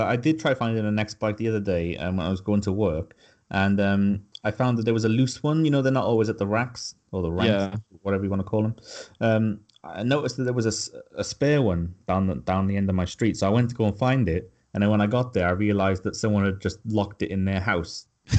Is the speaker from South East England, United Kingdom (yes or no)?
no; Cardiff, Wales, United Kingdom